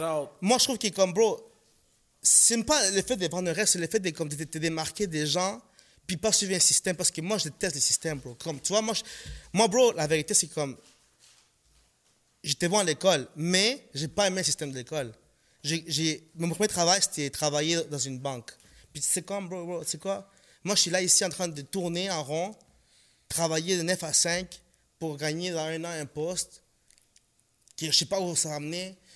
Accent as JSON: {"language": "French", "country": "Ecuador", "lives_now": "Canada", "said": "Je dis même pas mon pays d'origine. Moi, je viens de l'Équateur. Mais chaque fois qu'on me demande, tu viens d'où Je viens du Canada."}